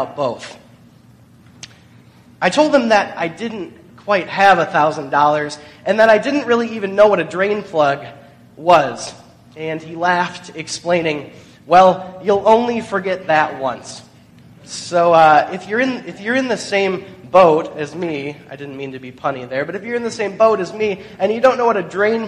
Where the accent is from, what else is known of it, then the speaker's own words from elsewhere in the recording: Michigan, United States; Growing up in Michigan